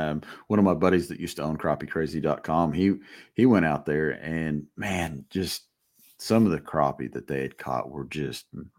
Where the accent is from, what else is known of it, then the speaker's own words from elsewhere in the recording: Indiana, United States; we're from Indiana too.